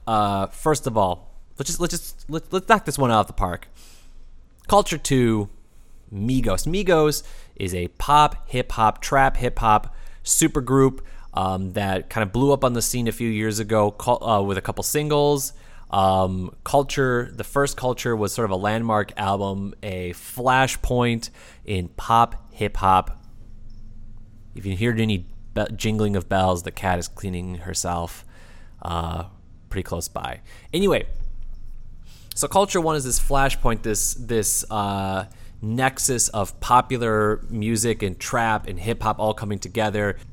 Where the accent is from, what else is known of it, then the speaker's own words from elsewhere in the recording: Midwest, United States; also born or lived in Texas; being a Midwesterner